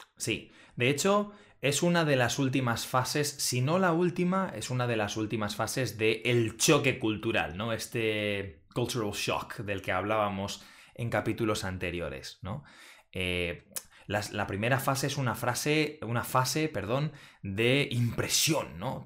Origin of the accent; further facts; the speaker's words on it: Spain; moved away as an adult; now in Netherlands; los españoles